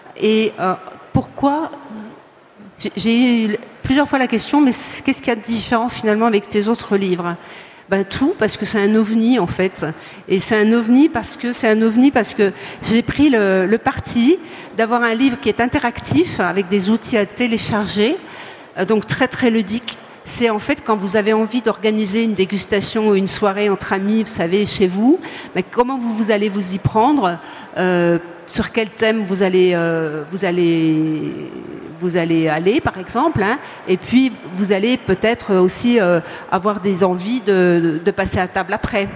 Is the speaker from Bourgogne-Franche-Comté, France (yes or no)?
yes; Montbéliard, Bourgogne-Franche-Comté, France; je suis née euh, à Montbéliard, donc je suis franc-comtoise.